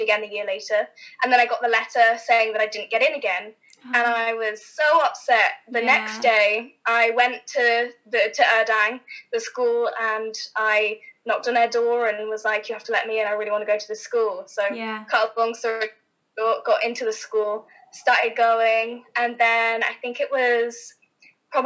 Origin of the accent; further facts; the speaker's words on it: West Sussex, South East England, United Kingdom; moved away as an adult; also born or lived in London; now in Los Angeles, United States; I was born in Sussex, in West Sussex, in the countryside. Grew up on a racehorse yard.